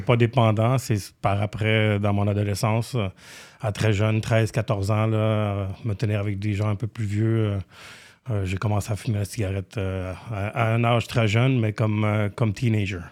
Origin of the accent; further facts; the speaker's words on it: Romania; now in Canada; mon nom de famille roumain. Je suis né en Roumanie.